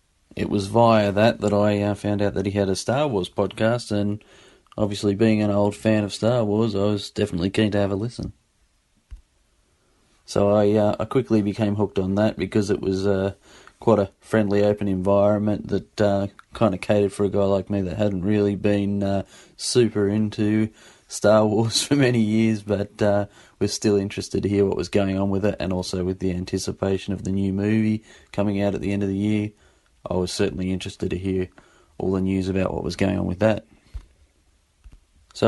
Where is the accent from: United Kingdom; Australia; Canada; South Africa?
Australia; Sydney, New South Wales; I'm from Sydney, Australia.